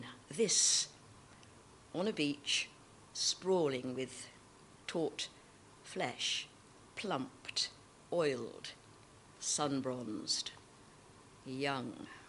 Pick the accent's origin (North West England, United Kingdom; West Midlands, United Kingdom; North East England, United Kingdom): West Midlands, United Kingdom; Birmingham; I'm a Brummie, actually, Rachel. Yeah, but I get elocuted, so I talk posh.